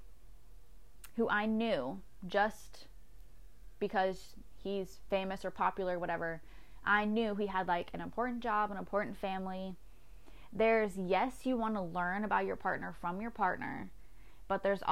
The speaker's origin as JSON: {"language": "English", "country": "United States", "said": "I'm very American, very American"}